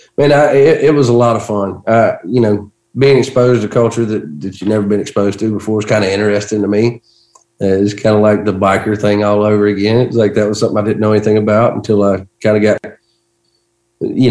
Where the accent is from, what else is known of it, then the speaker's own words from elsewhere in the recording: Georgia, United States; my hometown in Georgia